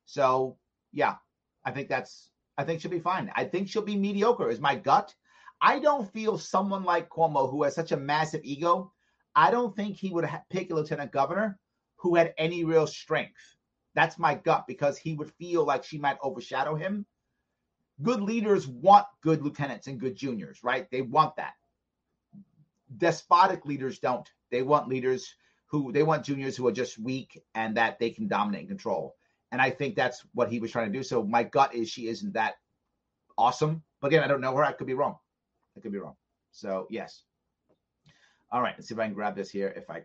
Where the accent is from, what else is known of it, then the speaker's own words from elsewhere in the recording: New York, United States; I had tons of Italian friends when I grew up here in New York